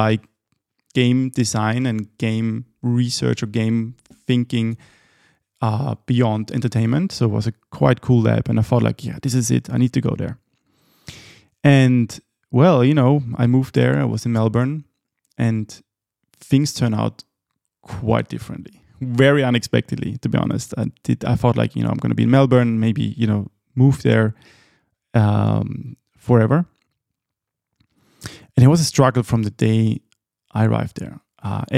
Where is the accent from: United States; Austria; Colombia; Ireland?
Austria; moved away as an adult; also born or lived in Helsinki, Finland; when I moved away from Austria at the age of 21